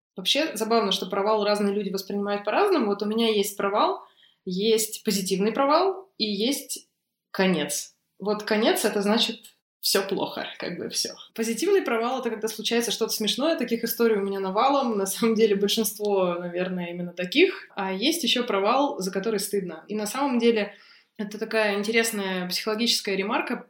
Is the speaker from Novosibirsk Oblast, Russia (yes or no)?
yes; Novosibirsk, Novosibirsk Oblast, Russia; Я из Новосибирска.